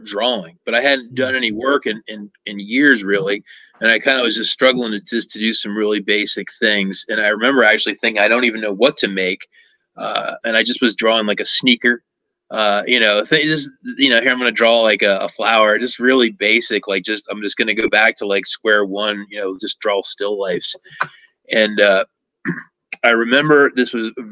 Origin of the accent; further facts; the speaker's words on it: Lancaster, Pennsylvania, United States; in Southeast Pennsylvania, where I grew up in Lancaster